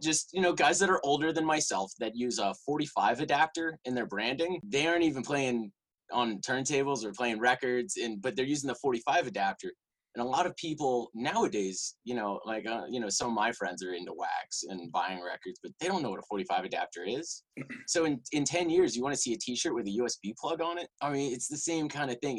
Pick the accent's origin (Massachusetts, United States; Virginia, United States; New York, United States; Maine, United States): Virginia, United States; Richmond; also born or lived in Chapel Hill, North Carolina; I'm actually from Richmond, Virginia